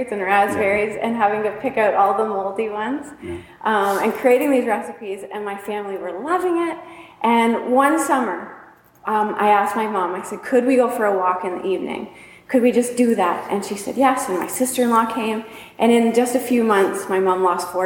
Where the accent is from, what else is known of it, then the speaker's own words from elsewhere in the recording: New Liskeard, Ontario, Canada; We were raised up in New Liskeard, Ontario, way up north in Canada